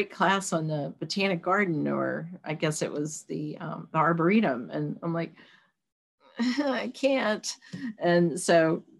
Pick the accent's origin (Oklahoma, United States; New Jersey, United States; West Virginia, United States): West Virginia, United States; Charleston; when we were kids, Kanawha County Schools, because we're originally from Charleston